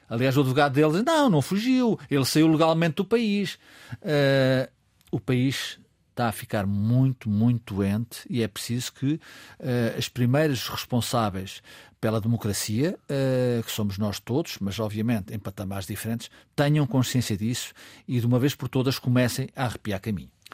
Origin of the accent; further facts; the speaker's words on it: Murtosa, Aveiro District, Portugal; tem origens na minha terra, a Mortosa